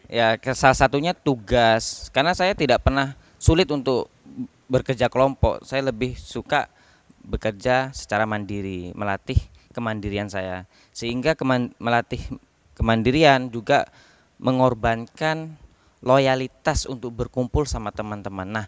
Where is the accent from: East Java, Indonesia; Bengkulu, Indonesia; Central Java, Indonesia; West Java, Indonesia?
East Java, Indonesia; Bangkalan; accent: Madurese; usia 9 tahun sampai 25 tahun ini memang saya di Bangkalan. Jadi saya juga bingung saya ini asli mana gitu. Karena logat saya da- juga sudah mengarah ke Madura.